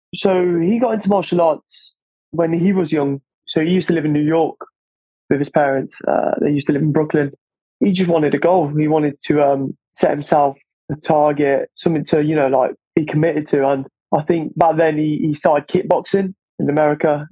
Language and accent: English; Corfu, Ionian Islands, Greece; now in England; growing up in Greece